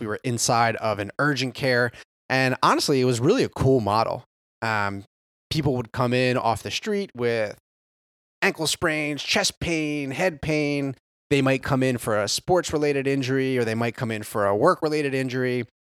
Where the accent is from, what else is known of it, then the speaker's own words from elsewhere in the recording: New Jersey, United States; moved away as an adult; now in Carolinas, United States; born and raised in South Jersey, right outside of Philly, about twenty